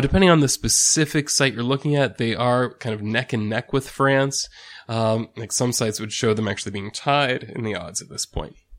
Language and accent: English; United States; first language English; speaking as an American, right, who's a native, well, American speaker